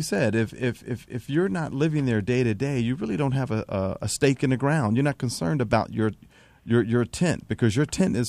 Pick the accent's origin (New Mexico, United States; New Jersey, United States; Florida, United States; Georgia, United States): New Jersey, United States; Atlantic City; moved away; I grew up in Atlantic City, and my mother and my sister still live there